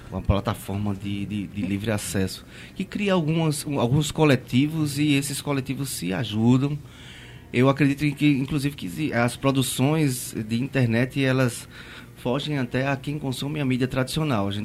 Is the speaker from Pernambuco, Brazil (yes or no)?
yes; Pernambuco, Brazil; eu sou pernambucano